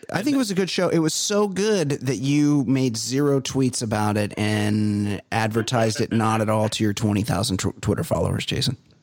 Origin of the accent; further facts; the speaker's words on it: Costa Mesa, California, United States; I grew up white trash. I'm from Costa Mesa